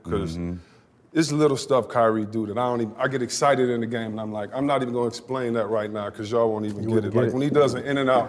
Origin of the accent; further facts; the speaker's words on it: Detroit, Michigan, United States; So I grew up in Detroit.